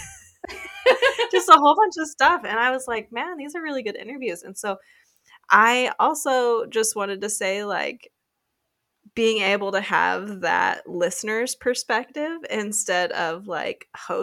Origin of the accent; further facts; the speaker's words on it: United States; we're from the United States